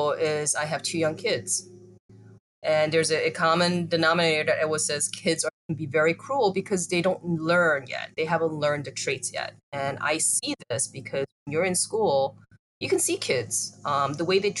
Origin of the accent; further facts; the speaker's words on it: United States; I grew up in the United States.